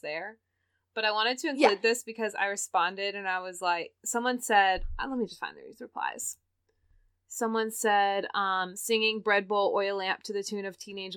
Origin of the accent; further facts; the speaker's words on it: the South, United States; I'm from the South